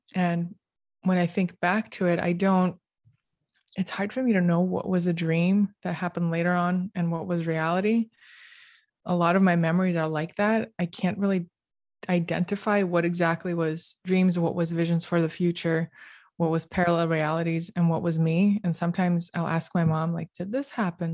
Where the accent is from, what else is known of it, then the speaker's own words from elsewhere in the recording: Moscow, Russia; also born or lived in Canberra, Australia; growing up in Moscow